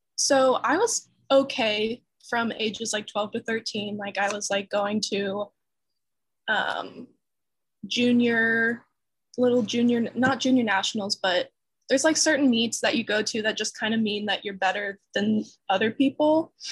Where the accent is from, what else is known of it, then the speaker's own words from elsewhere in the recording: North Carolina, United States; moved away as an adult; also born or lived in Atlanta, Georgia; I'm from North Carolina